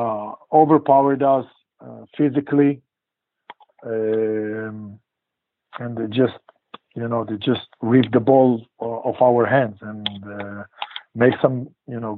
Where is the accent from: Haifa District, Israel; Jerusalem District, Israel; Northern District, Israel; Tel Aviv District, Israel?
Northern District, Israel; Lehavot HaBashan; also born or lived in Poriya; I'm from Kibbutz Le'avot HaBashan. It's right on the border with, in the north, right close to the border with Lebanon and Syria. Born and grew up there.